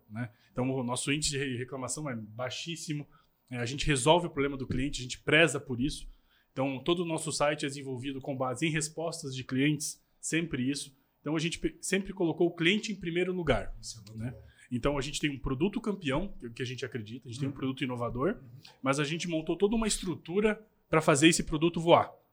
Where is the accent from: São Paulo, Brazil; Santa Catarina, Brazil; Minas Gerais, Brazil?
Santa Catarina, Brazil; Itajaí; A gente é de Itajaí